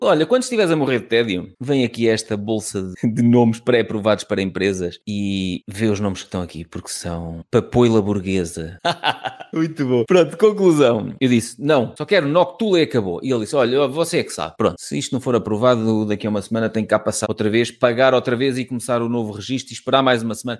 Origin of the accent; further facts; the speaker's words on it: Viseu, Centro, Portugal; como sou de Viseu